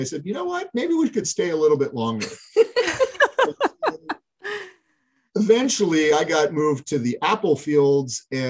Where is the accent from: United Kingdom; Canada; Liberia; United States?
United States; Portland, Oregon; I am a native Portlander